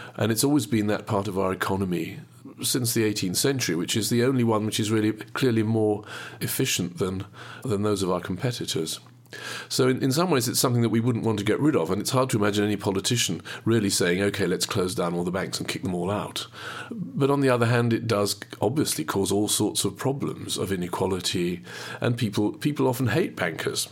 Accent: Midlands, United Kingdom; now in Cambridge, United Kingdom; I was born and brought up in the Midlands, and I've lived most of my life in Cambridge

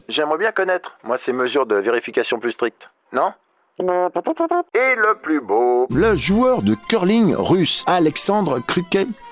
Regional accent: France

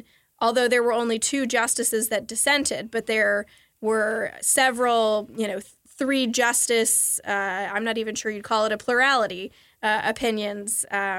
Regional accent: Kentucky, United States; I'm from Kentucky. We do love our fried chicken there

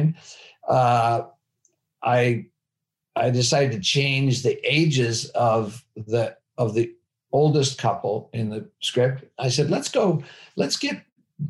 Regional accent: outside of Chicago, Illinois, United States; I grew up outside of Chicago in just a regular American, like small town

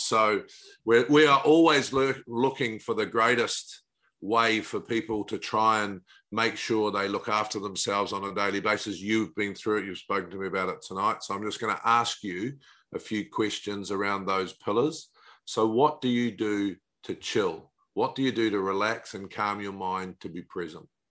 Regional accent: New Zealand; being a Kiwi

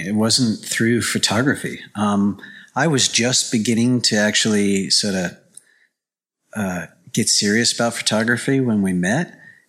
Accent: New York City, New York, United States; moved away as an adult; also born or lived in Boston; now in Idaho, United States; And, I grew up in New York, so, you know, I bring my kids back to New York now

